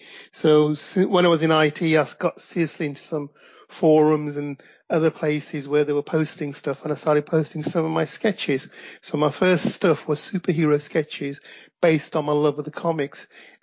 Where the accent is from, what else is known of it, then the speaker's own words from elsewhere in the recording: Midlands, United Kingdom; also born or lived in Pakistan; I live in the UK. I'm in my late 50s, and I came to the UK from Pakistan when I was about 7. Got raised, went to the Midlands here in the UK, educated, and went to university.